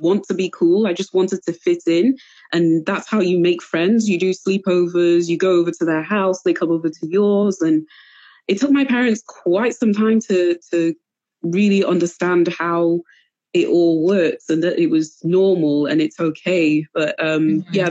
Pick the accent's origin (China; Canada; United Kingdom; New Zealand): United Kingdom; Wales; born or raised there; moved away as an adult; also born or lived in Cameroon; now in England